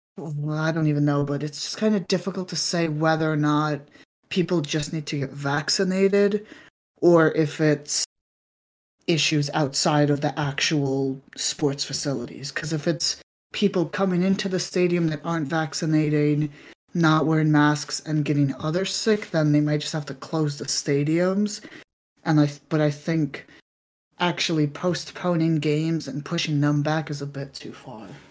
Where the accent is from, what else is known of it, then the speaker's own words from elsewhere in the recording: New York City, New York, United States; moved away; also born or lived in Northern California; I grew up in New York City, lived in Northern California for a bit